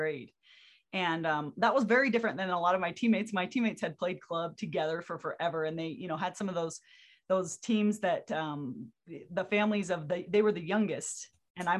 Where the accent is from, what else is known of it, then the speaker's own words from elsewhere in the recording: Orem, Utah, United States; I grew up in Orem, Utah